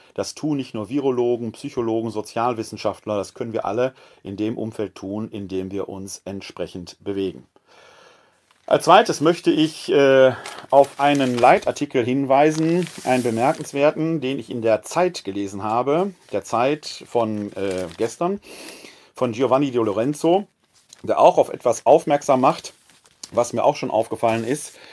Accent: Ruhr area, North Rhine-Westphalia, Germany; now in Wuppertal, Germany; Ich selbst bin ein Kind des Ruhrgebietes

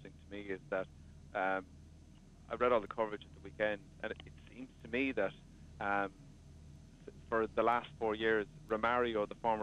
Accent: Ireland; They made us proud of being Irish

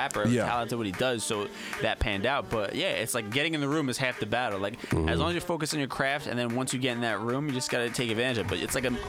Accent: New Jersey, United States; If you're from North Jersey, we claim New York

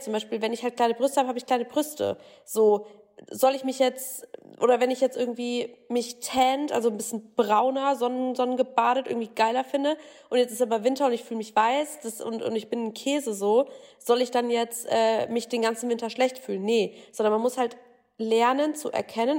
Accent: Bavaria, Germany; ich komme ja auch aus Bayern, wohne jetzt gerade auch in Bayern.

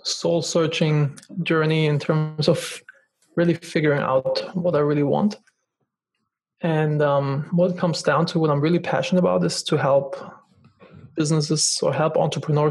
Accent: Germany; moved away; I'm originally from Germany

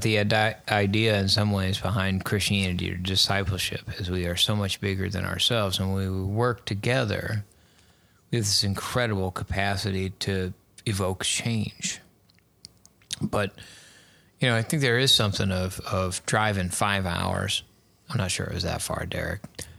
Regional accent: Texas, United States; also born or lived in Missouri / Rochester; See, that's hard because growing up in Texas and Missouri and back in Texas and then Rochester.

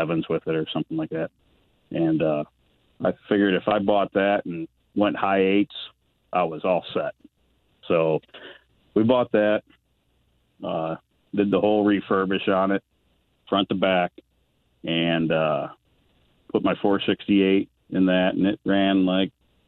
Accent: Avon, Ohio, United States; I was born and raised in Avon, and I am still there.

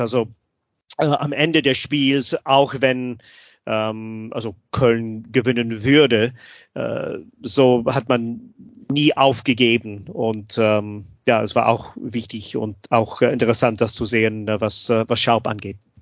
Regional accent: Scotland, United Kingdom; German is a second language; moved away; ich bin Schotte

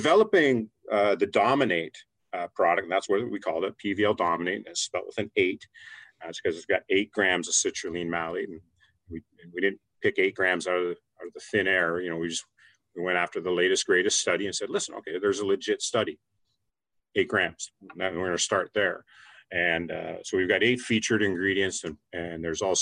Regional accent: Canada; I come from Canada

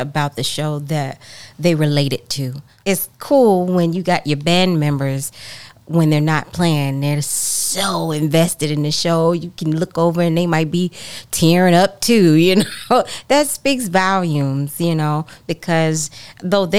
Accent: Chicago, Illinois, United States; I'm from Chicago.

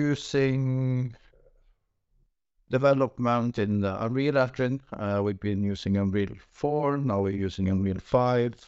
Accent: Norway; from Norway

